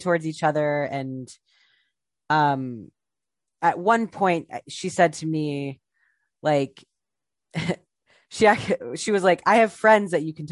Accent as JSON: {"language": "English", "region": "Ohio", "country": "United States", "moved": "yes", "lives_now": "New York City, United States", "said": "I'm from Ohio"}